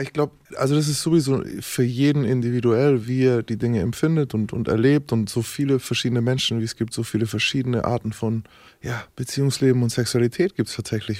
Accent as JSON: {"language": "German", "town": "Nuremberg", "region": "Bavaria", "country": "Germany", "tie": "born or raised there", "said": "ich bin Nürnberger"}